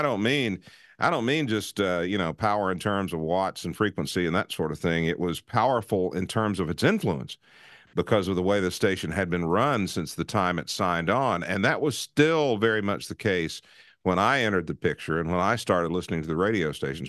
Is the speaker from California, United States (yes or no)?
no; Nashville, Tennessee, United States; I grew up in Nashville